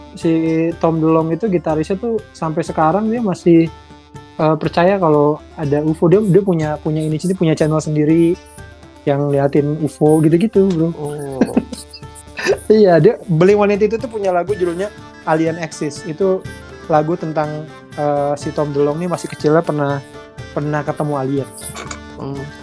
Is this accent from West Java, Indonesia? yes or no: yes; Bekasi, West Java, Indonesia; also born or lived in Jakarta; lahir di Jakarta gede di Bekasi